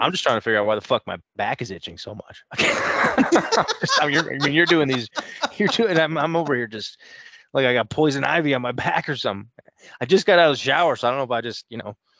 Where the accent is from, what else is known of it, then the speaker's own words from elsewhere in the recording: Canton, Ohio, United States; Canton, so, I mean, I'm, I'm born and raised in Ohio